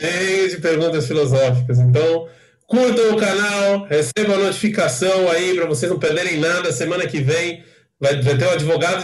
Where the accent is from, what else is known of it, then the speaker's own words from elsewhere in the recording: São Caetano do Sul, São Paulo, Brazil; now in Israel; eu sou paulista